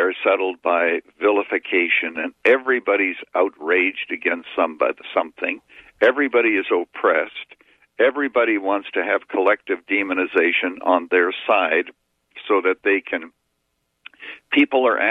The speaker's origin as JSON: {"language": "English", "country": "Canada", "tie": "born or raised there", "moved": "yes", "lives_now": "United States", "said": "I was born in Canada"}